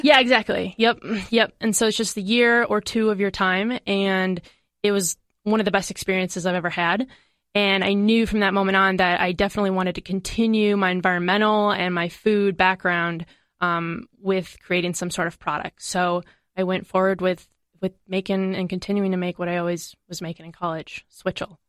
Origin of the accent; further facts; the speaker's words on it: Madison, Wisconsin, United States; I'm from Madison.